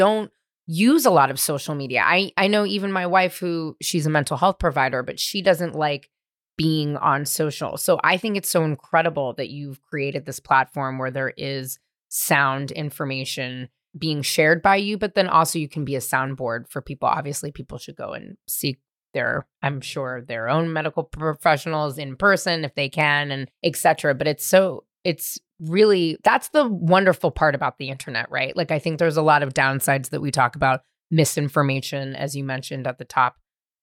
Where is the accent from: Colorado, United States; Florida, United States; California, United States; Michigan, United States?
California, United States; San Francisco; I grew up in San Francisco